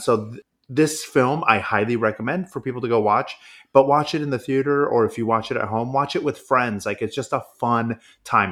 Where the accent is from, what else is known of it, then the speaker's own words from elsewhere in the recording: Modesto, California, United States; My hometown of Modesto